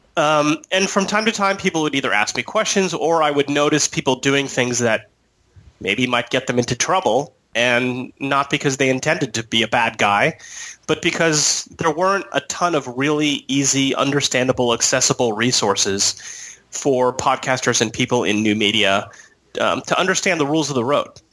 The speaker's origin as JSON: {"language": "English", "town": "San Diego", "region": "California", "country": "United States", "said": "I'm from San Diego"}